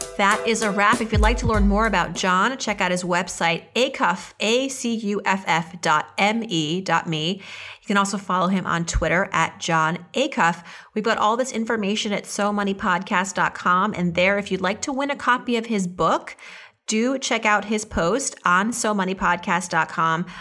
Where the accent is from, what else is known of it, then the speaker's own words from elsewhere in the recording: Auburn, Massachusetts, United States; also born or lived in Worcester, Massachusetts; then we moved to Auburn